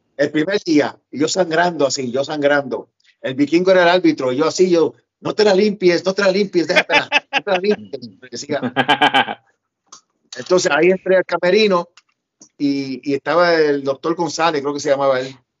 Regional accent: Puerto Rico; moved away as an adult; also born or lived in New York City, United States; yo me crié en Puerto Rico, pero viví con mi mamá cuatro años en Nueva York, después me fui a Puerto Rico con mis abuelos otra vez

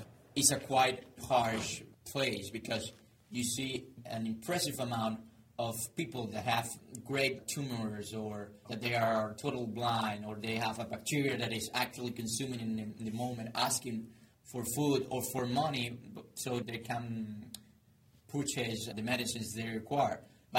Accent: Maracaibo, Zulia, Venezuela; My hometown, Maracaibo

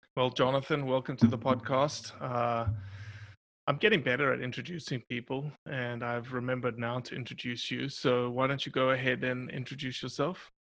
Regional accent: South Africa; born or raised there; moved away

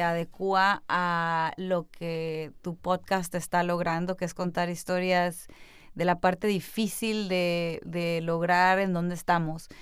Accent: Culiacán, Sinaloa, Mexico; also born or lived in New York; now in Los Angeles, United States; yo nací en Culiacán, Sinaloa, que es una ciudad que está distinguida por tener los mejores atardeceres y también el narcotráfico. Entonces yo nací en una ciudad en donde bajo mi casa comíamos delicioso

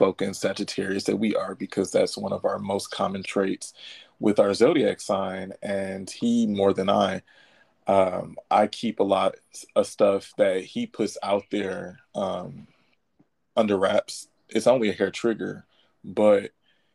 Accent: Detroit, Michigan, United States; I'm from Detroit

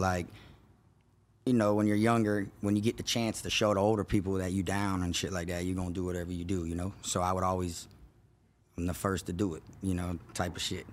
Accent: Davie, Florida, United States; I grew up in East Side Davie, which is in Florida

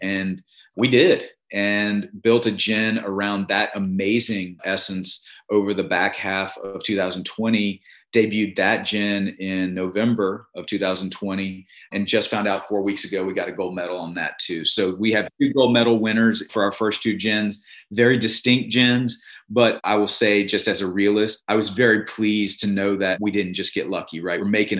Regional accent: Virginia, United States; now in Mississippi, United States; And as you and I know from growing up in Virginia, going to school in Virginia, even the liquor stores are owned by the state, right?

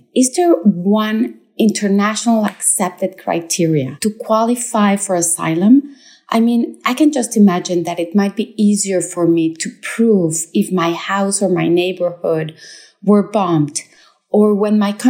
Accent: Mexico; I'm from Mexico, where drug violence and high impunity is prevalent.

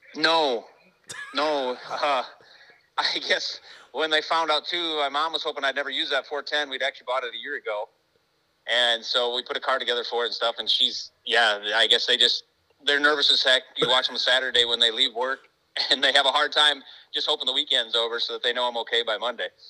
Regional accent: United States; I'm from America

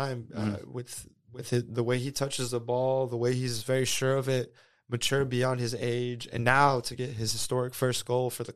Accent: Houston, Texas, United States; I'm from Houston. I was born and raised there

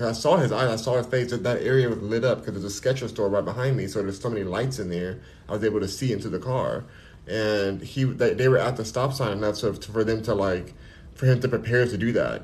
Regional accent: Los Angeles, California, United States; I'm from Los Angeles, I'm from here, born and raised

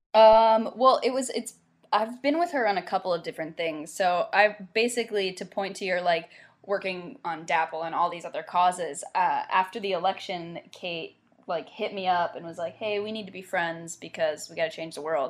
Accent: South Carolina, United States; also born or lived in Myrtle Beach, South Carolina / Charleston, South Carolina; grew up kind of around Myrtle Beach and then a little around Charleston and South Carolina

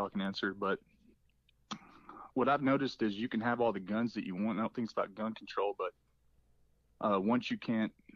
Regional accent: Arkansas, United States; I'm from Arkansas

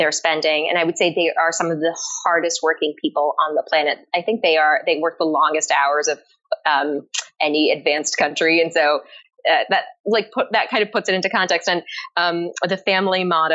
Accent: Japan; also born or lived in Paris, France; I was born in Paris, but I was raised primarily in Japan

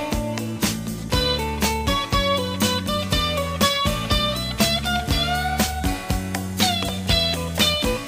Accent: the South, United States; The kind of churches that you and I grew up in the South

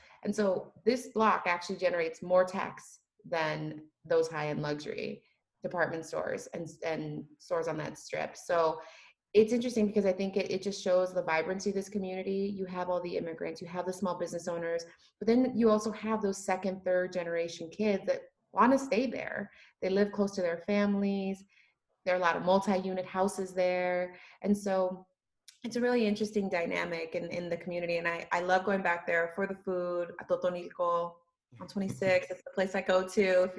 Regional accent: Chicago, Illinois, United States; I grew up in the kind of Mexican immigrant community of La Villita for the most part of my life, and then also Back of the Yards, and then Brighton Park.

